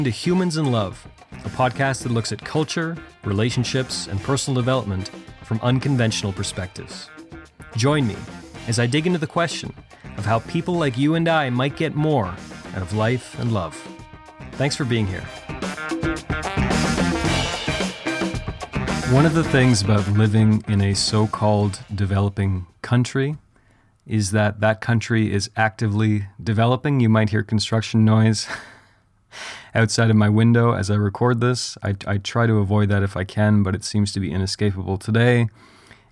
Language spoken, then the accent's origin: English; Canada; I'm Canadian